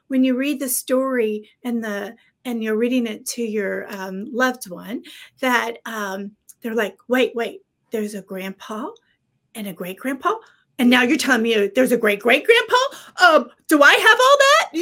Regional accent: Texas, United States; I was raised in Texas

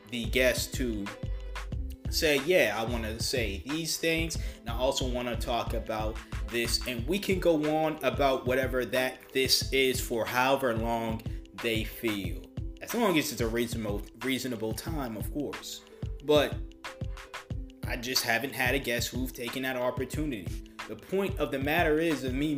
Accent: United States; as an American

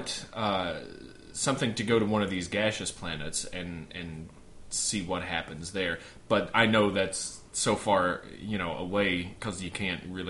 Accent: Kentucky, United States; my home state, Kentucky.

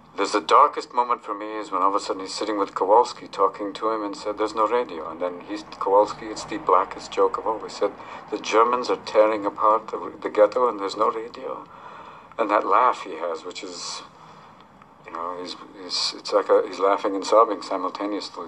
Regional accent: United States; as an American

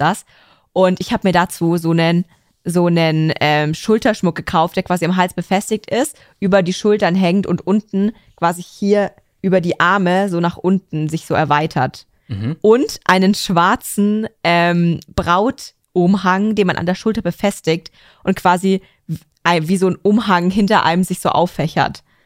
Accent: Germany; weil ich Deutsch bin

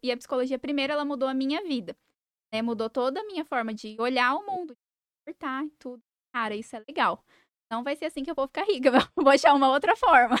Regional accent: Sidrolândia, Mato Grosso do Sul, Brazil; also born or lived in Campo Grande; Eu nasci, fui criada em Cidrolândia.

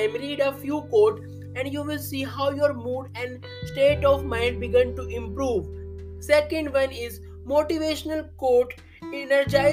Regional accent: India; I am from India.

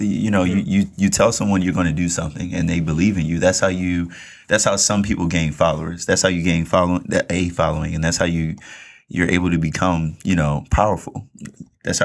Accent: Baltimore, Maryland, United States; people know I'm from Baltimore.

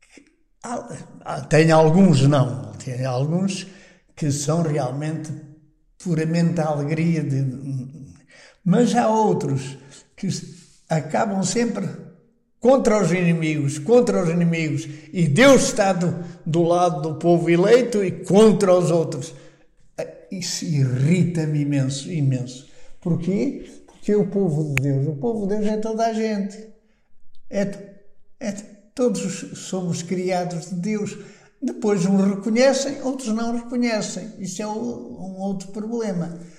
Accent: Terras do Bouro, Norte, Portugal; moved away; also born or lived in Fátima / Salamanca / Toulouse / Rome; eu era de uma terra, eh, que é perto de São Bento da Porta Aberta. Também na minha aldeia é um São Bento que é até mais antigo

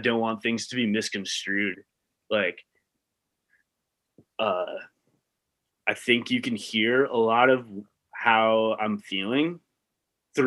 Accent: Long Island, New York, United States; I'm from Long Island originally.

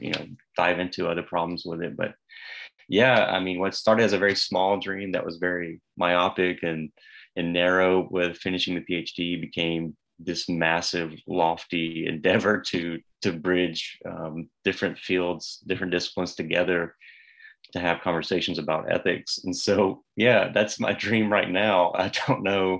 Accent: the South, United States; even as a Southerner

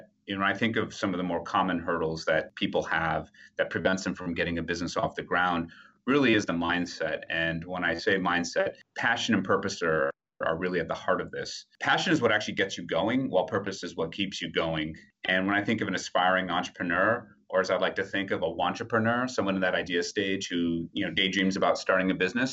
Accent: Wisconsin, United States; also born or lived in Ipswich, Suffolk, United Kingdom; now in New York, United States; I grew up in Wisconsin

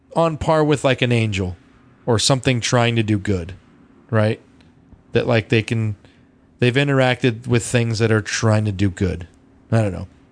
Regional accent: Loveland, United States; our growing up in Loveland

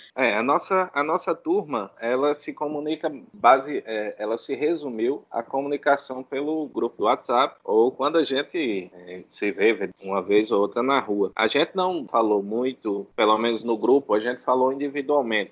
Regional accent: São Paulo do Potengi, Rio Grande do Norte, Brazil; sou de São Paulo do Potengi

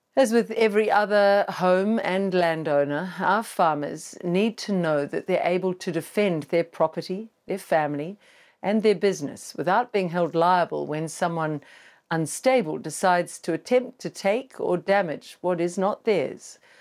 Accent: New Zealand; our broken country

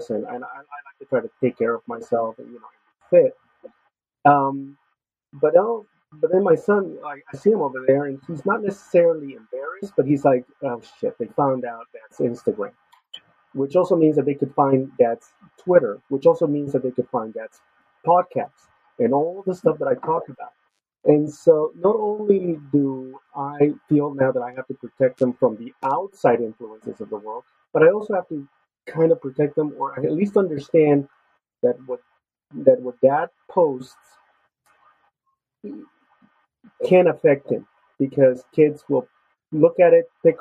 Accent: Los Angeles, California, United States; born or raised there; moved away

